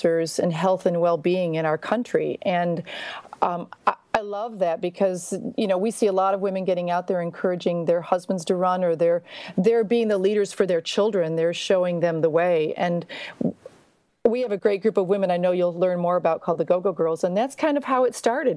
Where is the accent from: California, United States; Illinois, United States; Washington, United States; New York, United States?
New York, United States; outside Buffalo, Western; moved away as an adult; also born or lived in Arkansas; now in Little Rock, United States; I'm from Western New York, just outside Buffalo